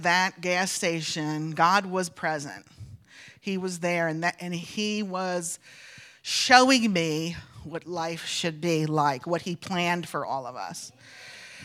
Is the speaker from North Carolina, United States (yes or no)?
yes; North Carolina, United States; I'm from North Carolina